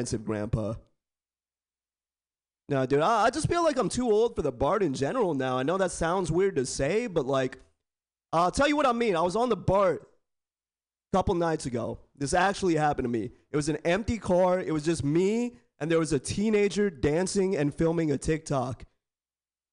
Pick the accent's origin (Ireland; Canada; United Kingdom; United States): United States; Bay Area, California; I was born and raised in the Bay Area. Born and raised